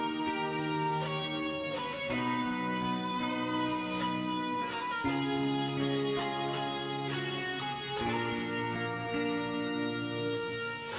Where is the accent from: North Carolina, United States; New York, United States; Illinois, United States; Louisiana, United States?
New York, United States; now in Florida, United States; where I grew up in New York